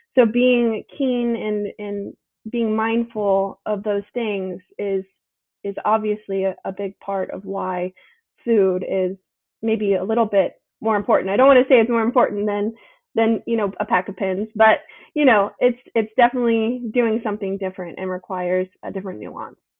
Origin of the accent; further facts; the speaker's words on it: Charleston, South Carolina, United States; I am born and raised here in Charleston, South Carolina.